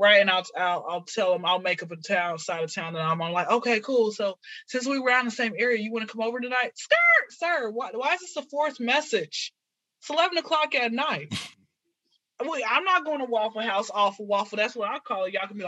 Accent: Atlanta, Georgia, United States; So born and raised in Atlanta, been here since I was zero.

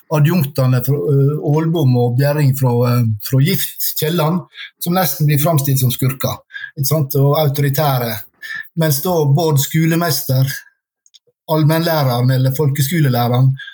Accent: Sunnmøre, Møre og Romsdal, Norway; now in Oslo, Norway; jeg er sunnmøring, bor i Oslo

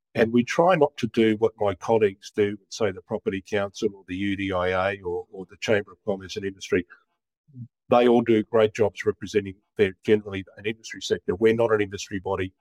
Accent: Brisbane, Queensland, Australia; also born or lived in Sydney / Rockhampton; I was born in Brisbane. I was born about a kilometre from where I now live.

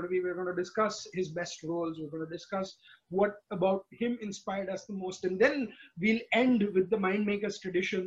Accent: India; born or raised there; moved away as an adult

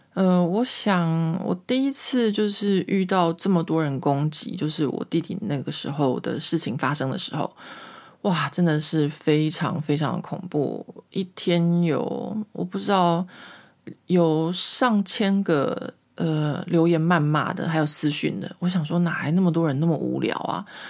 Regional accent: Taiwan; moved away as an adult; now in Paris, France; 因为我离开台湾的事情很久了，或者说我小时候就长大在一个民风保守的台湾

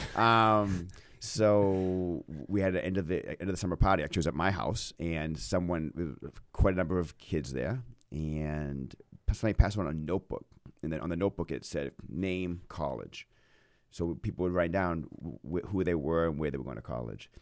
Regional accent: Maine, United States; growing up in Maine

